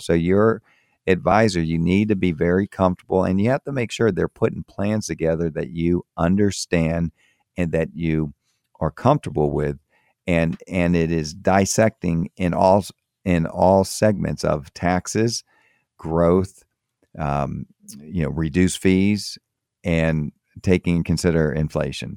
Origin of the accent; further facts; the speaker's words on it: Florida, United States; moved away as an adult; also born or lived in Tampa, Florida / Miami, Florida / Maryland; I grew up in Florida, grew up in, um, in Tampa, and I grew up also in Miami. So that's is where I'm, I'm from